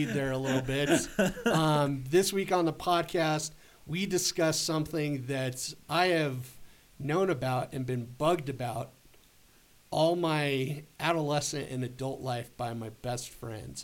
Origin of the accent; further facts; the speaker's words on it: Wyoming, United States; I'm from Wyoming and I got family in New Mexico.